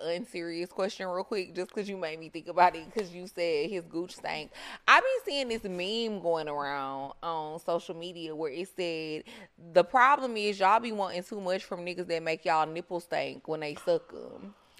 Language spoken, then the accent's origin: English; Houston, Texas, United States; we're actually both from Texas. So I'm from Houston